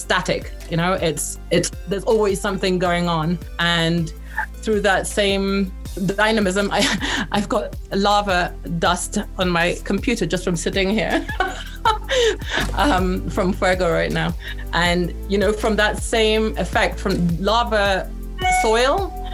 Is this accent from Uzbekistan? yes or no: no; Belize; also born or lived in England; now in Antigua, Guatemala; I actually spent 12 years growing up in Belize, which is kind of the neighboring country to Guatemala, and returned to England for about 10 years